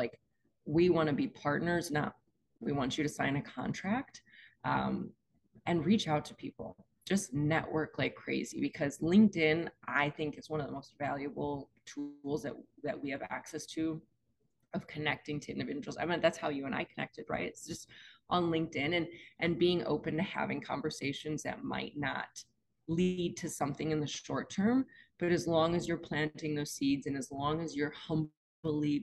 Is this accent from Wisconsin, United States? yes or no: yes; Wisconsin, United States; moved away; also born or lived in Atlanta, United States; I grew up in Wisconsin